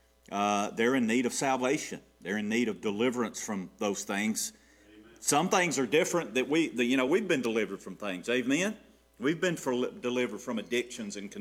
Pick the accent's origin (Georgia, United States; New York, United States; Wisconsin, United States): Georgia, United States; Gainesville; I grew up in the Queen City